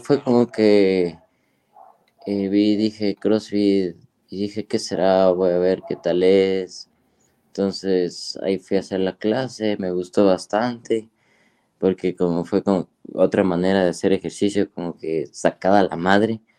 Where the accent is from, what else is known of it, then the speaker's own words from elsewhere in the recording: Ambato, Tungurahua, Ecuador; yo soy de Ecuador, eh, de una ciudad que se llama eh, Ambato, sí, de la provincia de Tungurahua